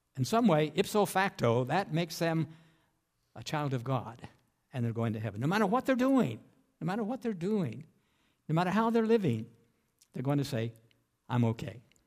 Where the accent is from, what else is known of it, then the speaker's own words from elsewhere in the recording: Appalachian Mountains of West Virginia, United States; When I grew up in the Appalachian Mountains of West Virginia